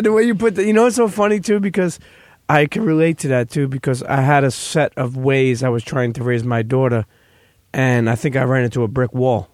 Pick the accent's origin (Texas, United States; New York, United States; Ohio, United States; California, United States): New York, United States; New York City; somebody growing up in Brooklyn